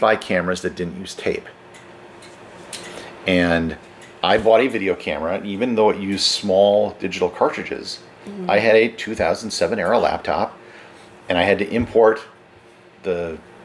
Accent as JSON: {"language": "English", "region": "Wisconsin", "country": "United States", "tie": "born or raised there", "moved": "as an adult", "said": "I'm from Wisconsin"}